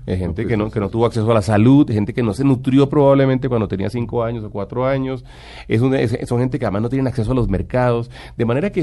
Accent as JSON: {"language": "Spanish", "country": "Colombia"}